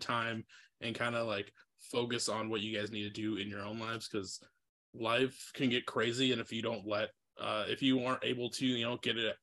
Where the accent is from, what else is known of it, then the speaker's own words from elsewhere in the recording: Iowa City, Iowa, United States; now in Twin Cities, United States; I'm originally from Iowa, and I grew up outside of like Iowa City